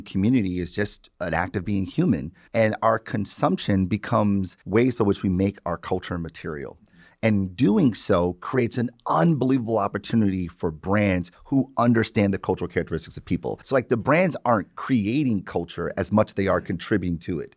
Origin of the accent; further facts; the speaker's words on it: Detroit, Michigan, United States; I've born and raised in Detroit